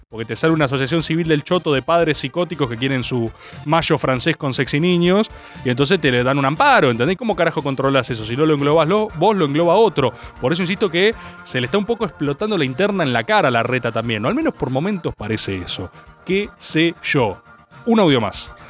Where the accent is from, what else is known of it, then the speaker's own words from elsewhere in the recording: Buenos Aires, Argentina; Yo no voy a sacar una declaración antiporteño porque yo soy porteño. Yo vivo en la mejor ciudad de este país.